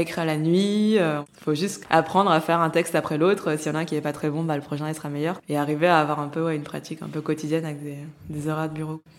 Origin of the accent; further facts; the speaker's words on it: Lyon, Auvergne-Rhône-Alpes, France; j'ai grandi à Lyon